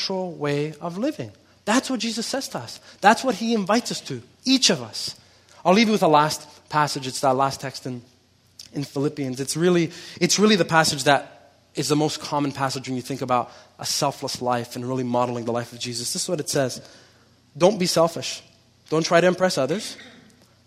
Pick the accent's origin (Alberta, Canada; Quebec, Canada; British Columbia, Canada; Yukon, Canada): Quebec, Canada; Montreal; I grew up here in Quebec and I grew up in Montreal, so I know a lot about this culture